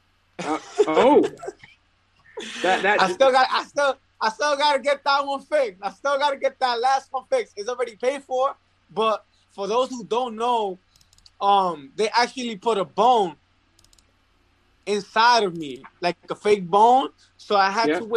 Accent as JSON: {"language": "English", "country": "Puerto Rico", "tie": "born or raised there", "also_born_or_lived": "Bronx, New York", "moved": "yes", "lives_now": "New York, United States", "said": "I'm back home where I was born in Puerto Rico"}